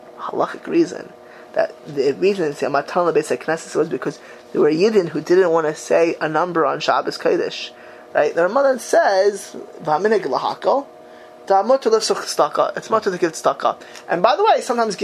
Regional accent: United States; now in Israel; I'm an American. An American. You know, the American kid

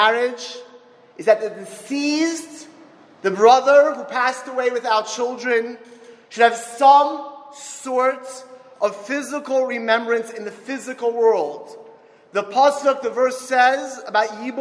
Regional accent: Miami Beach, Florida, United States; moved away; also born or lived in Philadelphia; I grew up in Miami Beach

